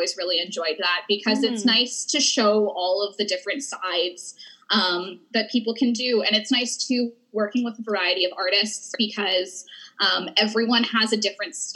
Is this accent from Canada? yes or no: yes; Edmonton, Alberta, Canada; I'm from Edmonton